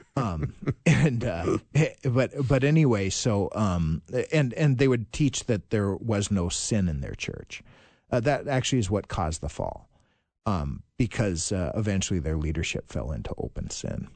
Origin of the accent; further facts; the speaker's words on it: Virginia, Minnesota, United States; now in Saint Louis Park, United States; I'm from Virginia, Minnesota originally